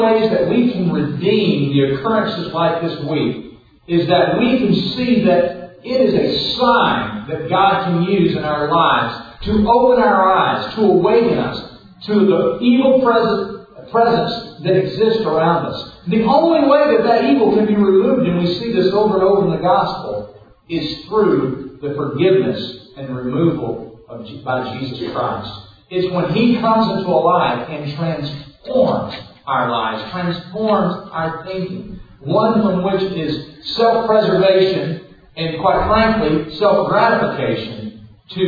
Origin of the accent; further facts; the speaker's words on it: Southwest Louisiana, United States; growing up in Southwest Louisiana